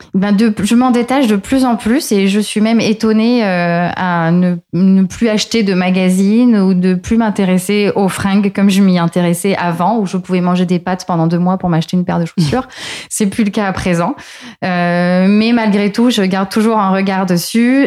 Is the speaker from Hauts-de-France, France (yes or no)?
no; Marseille, Provence-Alpes-Côte d'Azur, France; moved away as an adult; also born or lived in Paris; rentrer chez moi à Marseille après avoir passé cinq années